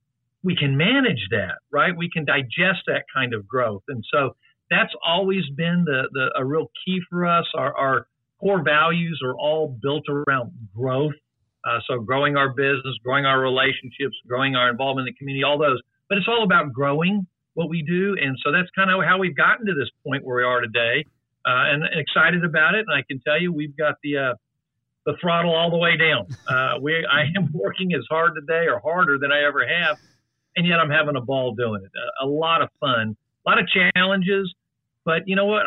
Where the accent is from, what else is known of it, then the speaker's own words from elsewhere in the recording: San Antonio, Texas, United States; moved away as an adult; now in Austin, United States; I'm originally from San Antonio.